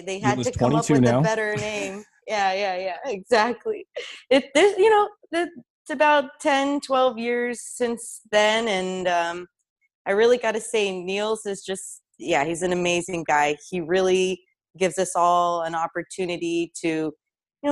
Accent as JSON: {"language": "English", "country": "Russia", "tie": "born or raised there", "also_born_or_lived": "Tucson, Arizona, United States", "moved": "yes", "lives_now": "United States", "said": "I was born in Russia and we actually immigrated to Tucson, Arizona, out of all places."}